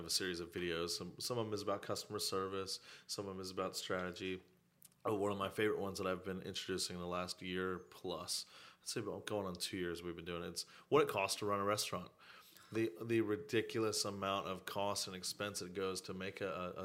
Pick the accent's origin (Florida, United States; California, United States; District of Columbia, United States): Florida, United States; St. Petersburg; also born or lived in West Virginia / Ocala, Florida; I'm born and raised here in St. Pete.